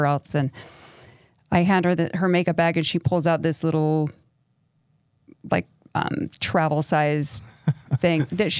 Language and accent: English; El Paso, Texas, United States; also born or lived in New York City / Minnesota; Well, I grew up all over the country. So I grew up mostly in El Paso, and then we lived in New York City, and I lived in I graduated from high school in Minnesota.